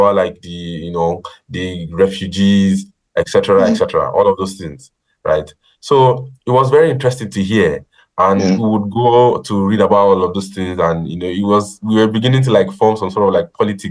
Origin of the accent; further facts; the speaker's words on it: Ogun State, Nigeria; I'm from Ogun State.